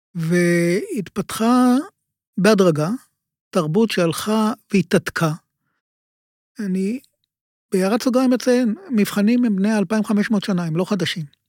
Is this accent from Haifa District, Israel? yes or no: no; Ramat Gan, Tel Aviv District, Israel; also born or lived in Giv'at Shmuel; נולדתי ברמת גן, להורים עוזבי קיבוץ, שהקימו את קיבוץ אילון בצפון הארץ. וגדלתי, והחינוך שלי היה ברמת גן